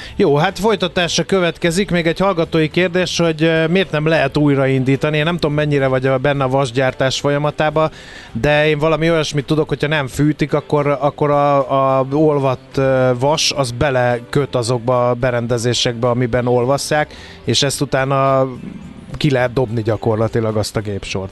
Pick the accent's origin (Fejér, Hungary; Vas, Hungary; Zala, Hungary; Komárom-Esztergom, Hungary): Fejér, Hungary; Dunaújváros; én ott születtem és ott nevelkedtem